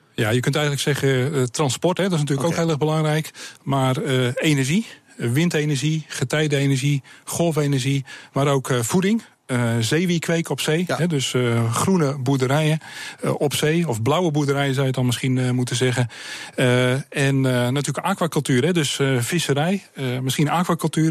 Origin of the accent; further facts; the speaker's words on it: Sliedrecht, South Holland, Netherlands; Ik kom uit Ziederecht, ik ben een baggeraar